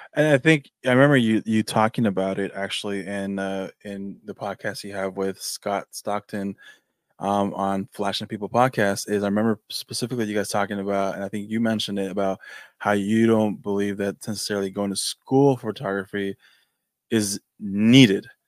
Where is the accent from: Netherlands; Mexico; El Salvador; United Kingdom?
Mexico; now in California, United States; I'm from Mexico